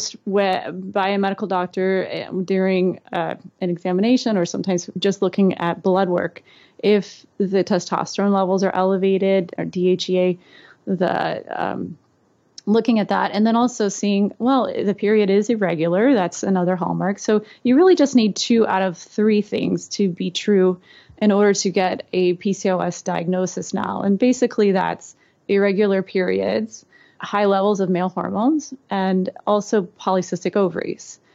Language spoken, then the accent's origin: English; Alabama, United States; Growing up in Alabama, I grew up in a really small town and we had one red light.